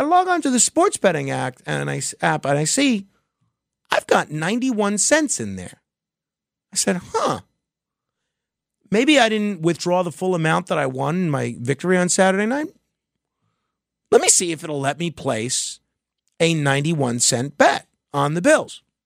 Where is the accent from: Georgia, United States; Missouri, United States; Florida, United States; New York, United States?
New York, United States; I'm a New Yorker